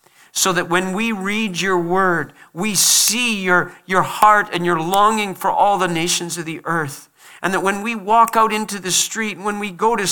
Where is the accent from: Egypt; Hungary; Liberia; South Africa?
Liberia; born there; I was born in Liberia. My parents went to Liberia at a great cost.